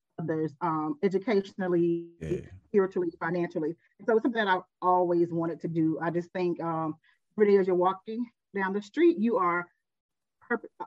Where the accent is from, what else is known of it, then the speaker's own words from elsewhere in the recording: Decatur, Georgia, United States; we are from Decatur, from East Atlanta.